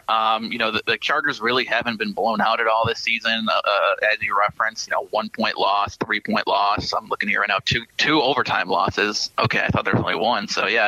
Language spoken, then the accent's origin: English; Buffalo, New York, United States; I'm from Buffalo.